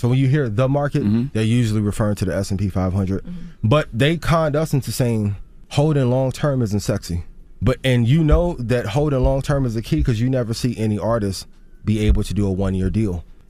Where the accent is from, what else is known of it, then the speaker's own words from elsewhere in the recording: East Chicago, Indiana, United States; where I grew up, I'm from East Chicago, Indiana. Grew up 5 minutes from Gary.